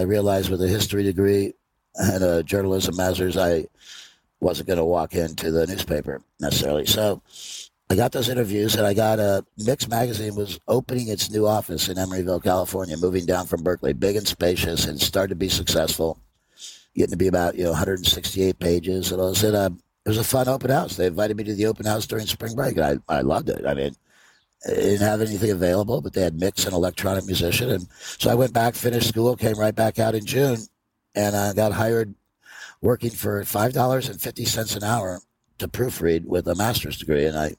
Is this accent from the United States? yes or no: no; Ireland; I mean, it's hard to get your hand, but I'm Irish. We'll tell some stories.